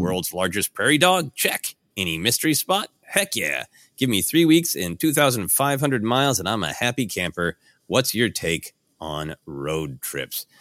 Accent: Brainerd, Minnesota, United States; also born or lived in Portland, Oregon; I was born in Brainerd, Minnesota, a small town up north in, in Minnesota

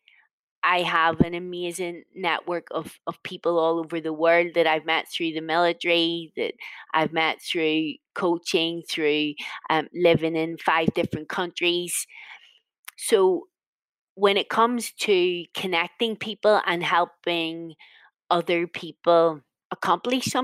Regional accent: Northern Ireland, United Kingdom; I'm from a Northern Irish version of a mixed family, mixed marriage.

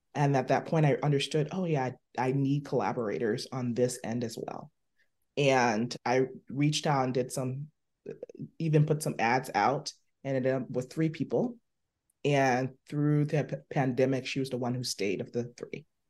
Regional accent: Liberia; moved away; also born or lived in Buffalo; I was born in Liberia.

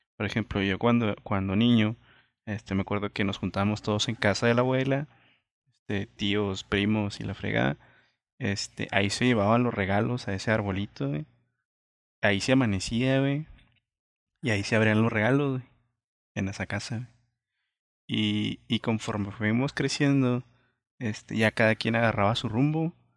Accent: Villa Juárez, Mexico; soy de Villajuárez

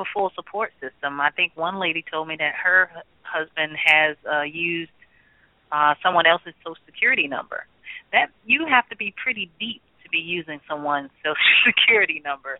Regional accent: Birmingham, Alabama, United States; as a little girl growing up in Birmingham, Alabama

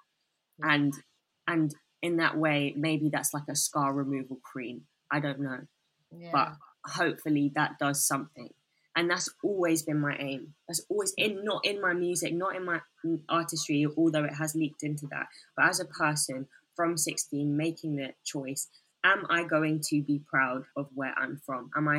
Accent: Bangladesh; because a lot of people don't think I'm from Bangladesh, et cetera, et cetera.

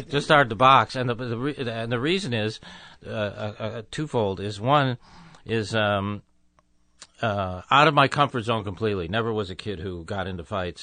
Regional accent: Tucson, Arizona, United States; moved away as an adult; also born or lived in Chicago / Los Angeles; moved to Arizona when I was two, so I grew up in the desert

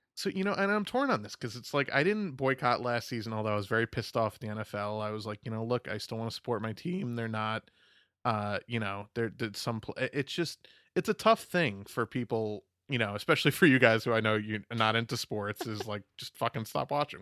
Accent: New York, United States; I'm from New York, we have, we all talk like fucking weirdos

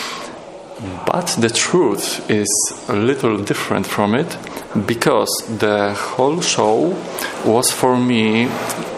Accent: Wrocław, Lower Silesian Voivodeship, Poland; I'm from Wrocław, Poland.

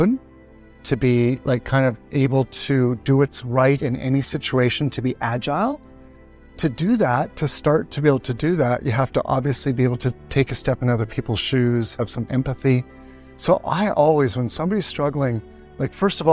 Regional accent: Canada; I'm Canadian

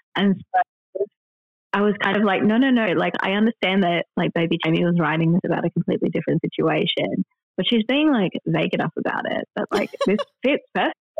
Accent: Perth, Western Australia, Australia; moved away as an adult; now in England, United Kingdom; my hometown.

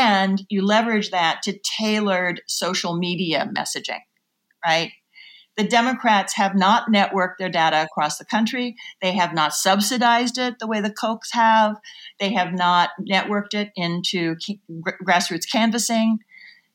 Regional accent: Oklahoma, United States; moved away as an adult; I grew up in Oklahoma and I came east to college

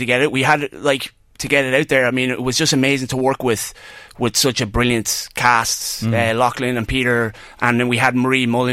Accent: Kells, Leinster, Ireland; my hometown in Kells, out in Grove Gardens. Keep it Kells

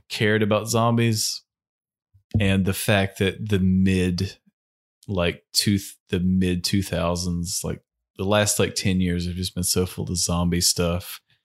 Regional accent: United States

